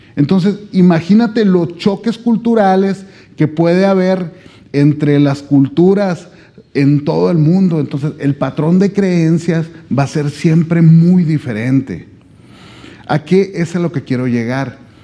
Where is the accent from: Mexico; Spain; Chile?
Mexico; yo vengo desde México